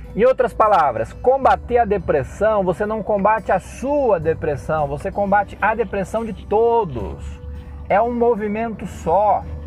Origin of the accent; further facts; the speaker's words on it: Cosmópolis, São Paulo, Brazil; Nós, cidadãos, cosmopolenses, brasileiros, católicos, cristãos